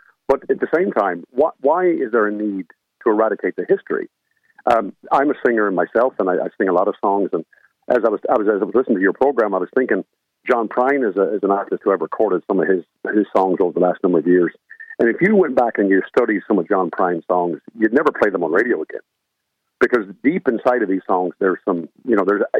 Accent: United States; accent: American; moved away as an adult; now in Ireland; I'm an American, as you might have guessed by the accent, but I'm living in Ireland for over 30 years.

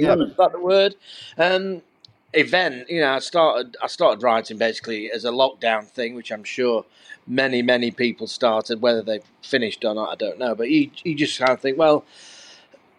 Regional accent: Rotherham, Yorkshire and the Humber, United Kingdom; I'm from Rotherham

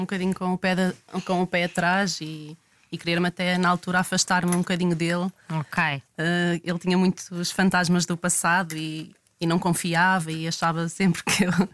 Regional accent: Ovar, Aveiro District, Portugal; tenho 31 anos, sou de Ovar

